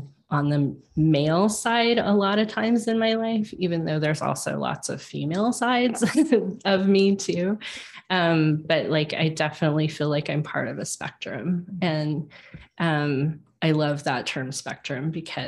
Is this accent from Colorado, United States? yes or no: yes; Colorado, United States; moved away as an adult; also born or lived in Kansas City; I moved from Kansas City back to Colorado. I'm a native in Colorado